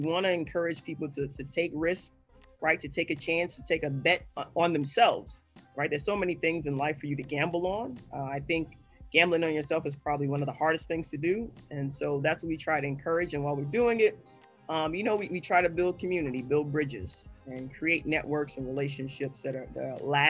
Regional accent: Chicago, Illinois, United States; I'm from Chicago.

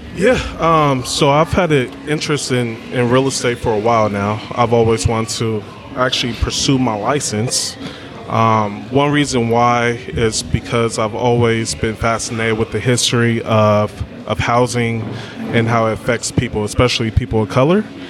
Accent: Berkeley, California, United States; I am from Berkeley, California, born and raised.

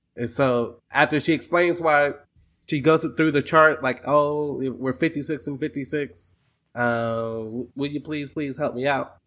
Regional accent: Texas, United States; I'm from Texas

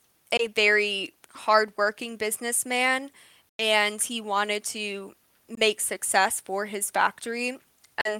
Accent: United States; us Americans

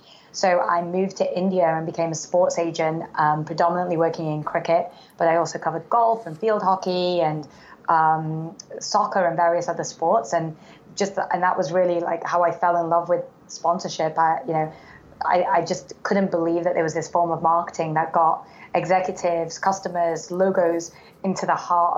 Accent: Manchester, North West England, United Kingdom; moved away as an adult; also born or lived in Oxford; So I was born and raised in England, grew up in Manchester.

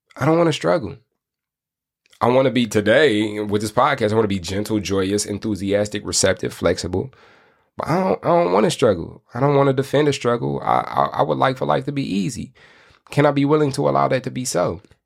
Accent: Michigan, United States; I'm from Michigan

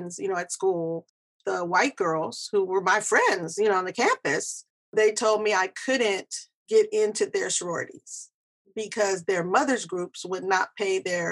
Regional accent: California, United States; I grew up here in America. I'm from California.

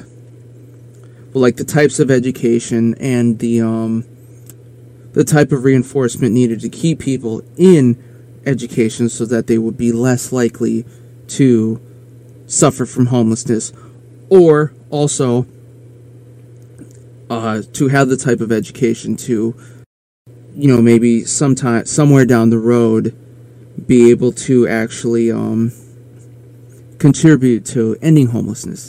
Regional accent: Aberdeen, South Dakota, United States; in my hometown, we had one very small private Catholic school, and then we had, like, you know, Aberdeen Central, which was the school, and it was public

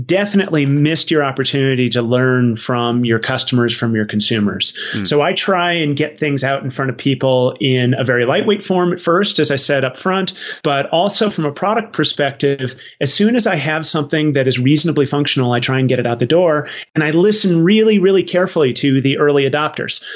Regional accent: Arizona, United States; I grew up in Arizona

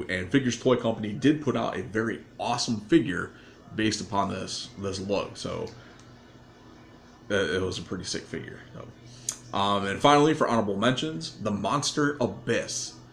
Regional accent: Paducah, Kentucky, United States; from Paducah, Kentucky. I've been in the wrestling business for over 40 years.

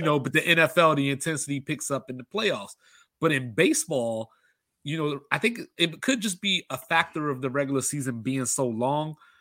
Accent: Baltimore, Maryland, United States; I grew up in Baltimore

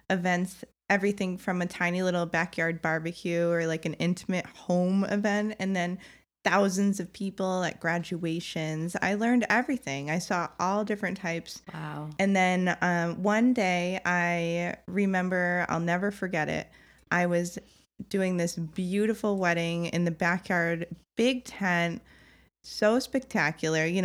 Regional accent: Connecticut, United States; I moved from Connecticut to Boston to go to Northeastern.

